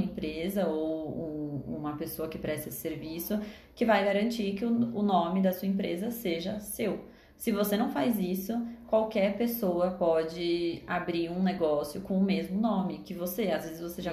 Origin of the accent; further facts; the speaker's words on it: Brazil; a gente é daqui do Brasil